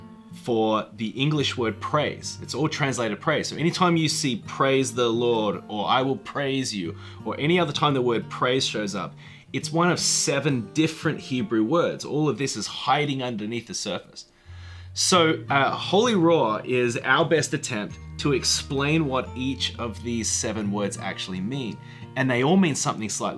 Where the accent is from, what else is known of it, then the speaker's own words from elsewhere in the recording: Australia; moved away as an adult; now in Nashville, United States; I'm from Australia, and I moved to the United States in 1998